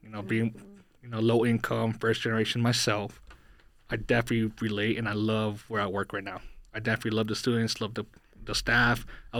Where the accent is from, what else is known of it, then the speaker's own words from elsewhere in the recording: Reno, Nevada, United States; also born or lived in El Salvador / California; So I grew up in Reno. I migrated here from El Salvador, so I'm not, a lot of people think I'm Mexican. I'm not Mexican, but I'm half Guatemalan from my dad's side. I was raised by a single mom.